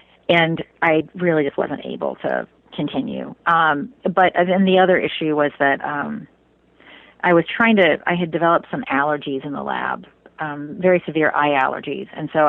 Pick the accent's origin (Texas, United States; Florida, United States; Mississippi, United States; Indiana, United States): Indiana, United States; Well, so I grew up in Indiana, so not exactly a place known for those things.